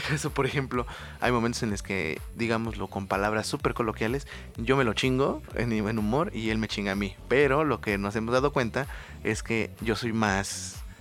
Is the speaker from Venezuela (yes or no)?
no; Oaxaca, Mexico; yo estudié fuera ¿no? del estado, nosotros somos de Oaxaca